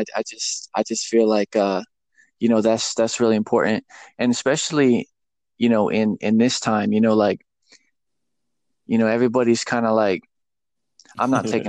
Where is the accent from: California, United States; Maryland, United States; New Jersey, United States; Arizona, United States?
Arizona, United States; Phoenix; moved away as an adult; now in Tennessee, United States; I'm from Phoenix, Arizona. I pretty much grew up out there. And but I recently moved to Tennessee, like, I guess 2 years ago